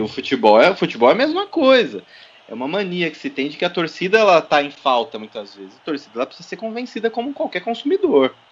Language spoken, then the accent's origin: Portuguese; Votorantim, São Paulo, Brazil; sempre morei em Votorantim, minha cidade natal